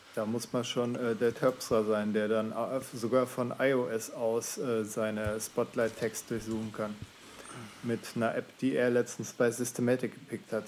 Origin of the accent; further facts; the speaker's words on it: Swabia, Baden-Württemberg, Germany; moved away; Bin ja gebürtiger Schwabe